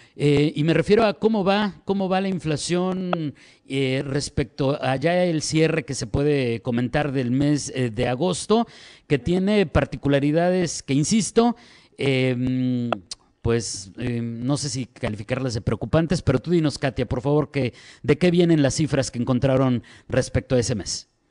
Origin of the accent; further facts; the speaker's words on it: Mexico; como mexicanos